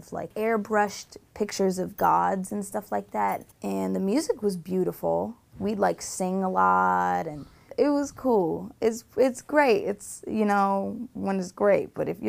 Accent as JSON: {"language": "English", "town": "Tarzana", "region": "California", "country": "United States", "tie": "born or raised there", "also_born_or_lived": "Rye", "said": "I was born in Tarzana, moved to Rye. When we moved back, we went straight to an ashram, and we lived on an ashram for about 4 years."}